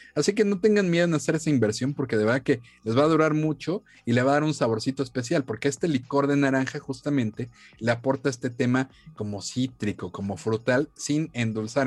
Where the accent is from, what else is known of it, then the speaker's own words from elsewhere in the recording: Mexico; aquí como mexicanos